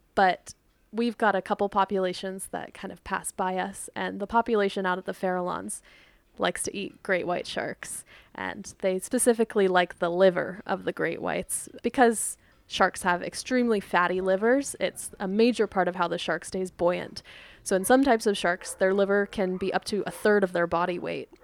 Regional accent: Dana Point, California, United States; So I grew up in Dana Point.

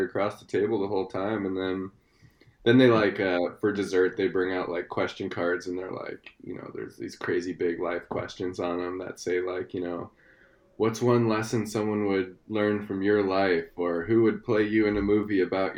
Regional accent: San Antonio, Texas, United States; moved away as an adult; also born or lived in Austin, Texas; now in Squamish, Canada; I'm actually originally Texan

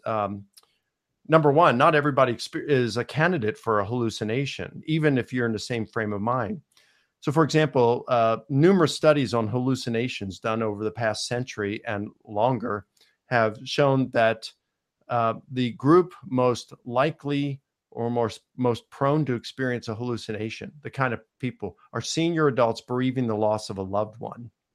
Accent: Baltimore, Maryland, United States; I was born in Baltimore, Maryland

